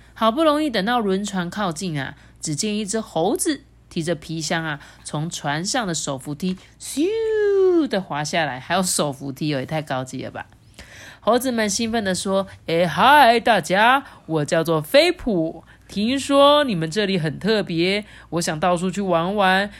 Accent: Changhua, Changhua County, Taiwan; now in Taichung, Taiwan; 我是从小是在彰化出生的，我每天住台中，我就会很想去吃彰化的食物

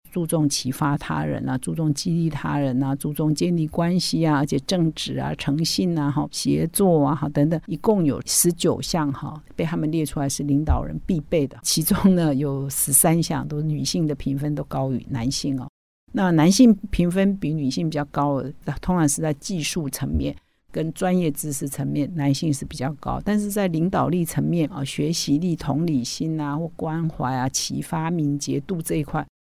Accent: Taiwan; 我们台湾人

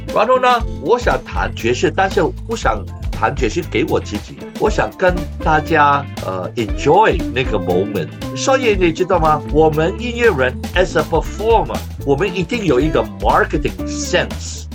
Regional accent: Hong Kong; 我在香港出生的

